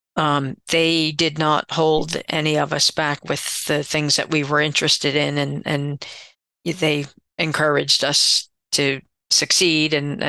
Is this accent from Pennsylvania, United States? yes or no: yes; Pottstown, Pennsylvania, United States; I was born and raised in Pottstown, Pennsylvania, which is about 30 miles west of Philadelphia, Pennsylvania.